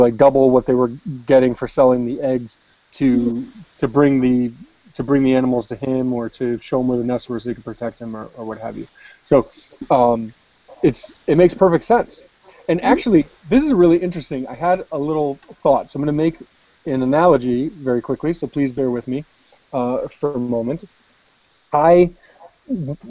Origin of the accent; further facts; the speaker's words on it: United States; I'm an American